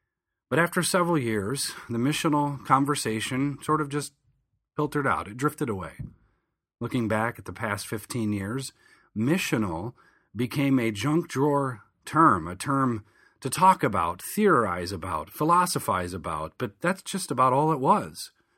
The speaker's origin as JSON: {"language": "English", "region": "Michigan", "country": "United States", "tie": "born or raised there", "moved": "as an adult", "lives_now": "Philadelphia, United States", "said": "Back in 2004, I moved from Southern Michigan, where I grew up, to Philadelphia, Pennsylvania, to finish my undergraduate degree."}